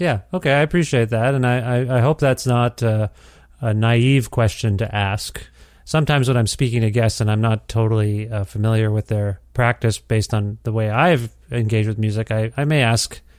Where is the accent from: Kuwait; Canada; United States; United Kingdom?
Canada; Cambridge, Ontario; now in Alberta, Canada; The city of Cambridge, Ontario, where I came up